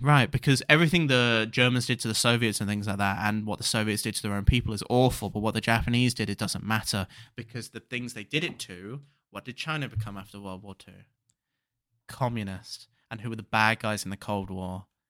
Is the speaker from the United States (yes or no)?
no; United Kingdom; growing up especially in a small village where a lot of people were old